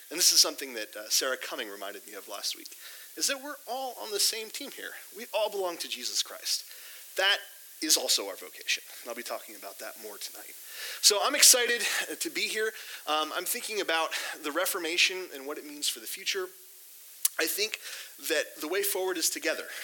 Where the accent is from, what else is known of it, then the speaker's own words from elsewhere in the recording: Sao Paulo, Brazil; I grew up in Sao Paulo, Brazil. My mom and dad do church planting. They currently live in Portugal. My brother and sister live down in Brazil.